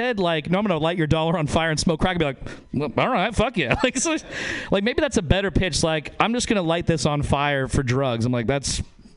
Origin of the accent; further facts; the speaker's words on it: Northern Nevada, United States; I'm from Northern Nevada